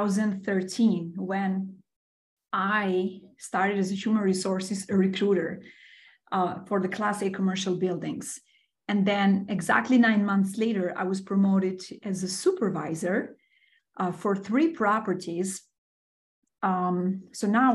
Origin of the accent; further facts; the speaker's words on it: Albania; also born or lived in Bronx, New York City; now in New York City, United States; I was born and raised in Albania, in the beautiful Mediterranean.